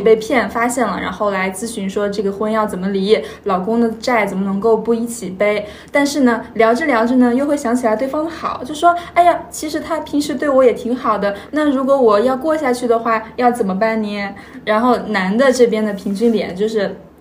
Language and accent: Chinese; Hohhot, Inner Mongolia, China; 我家是呼和浩特的，就是离大同，大概就是四五十公里，就是呼和浩特和大同是接壤的